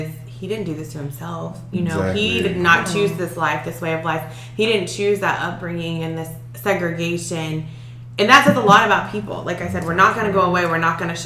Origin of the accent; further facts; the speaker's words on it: Texas, United States; growing up in Texas